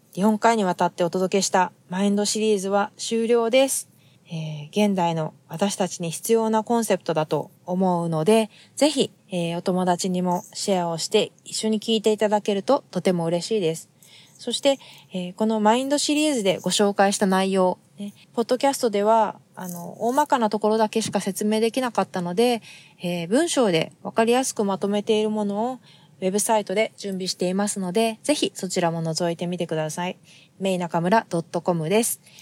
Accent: Japan; now in United States; 私たちが生まれ育った日本

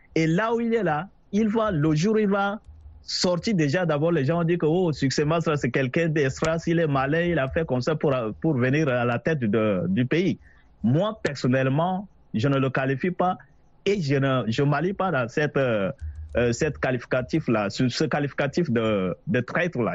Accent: Chad; je suis un Tchadien

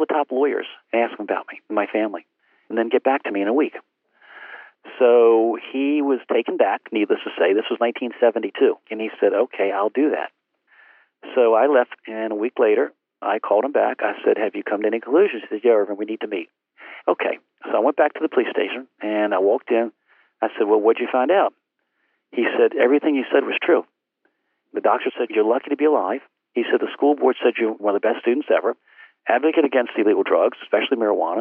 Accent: Portsmouth, Virginia, United States; homebound teaching in Portsmouth, my hometown

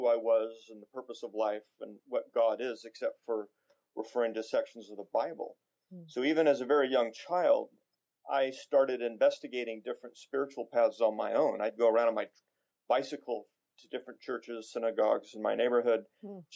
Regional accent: Newport Beach, California, United States; I grew up in Newport Beach

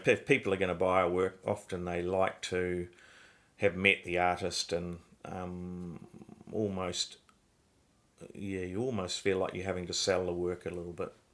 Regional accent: Christchurch, Canterbury, New Zealand; I grew up in Christchurch. I was born in Christchurch in New Zealand

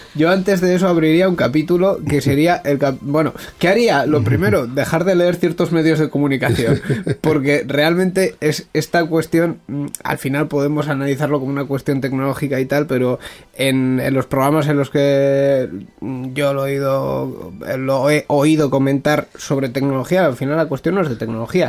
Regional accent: Bilbao, Basque Country, Spain; al final somos de Bilbao

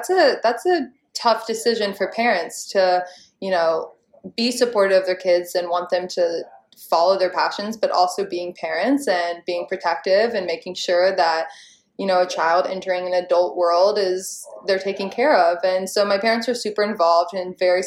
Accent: Charleston, South Carolina, United States; I was living in my hometown of Charleston, South Carolina

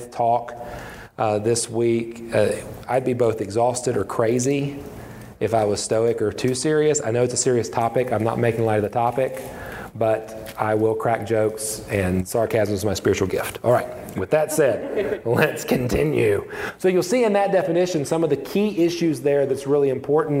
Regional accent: West Virginia, United States; I'm a pastor in a small church, a small town in my home state of West Virginia

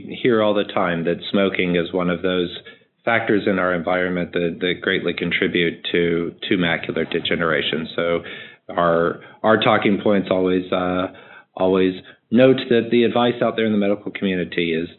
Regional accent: Kentucky, United States; a caller from my home state of Kentucky

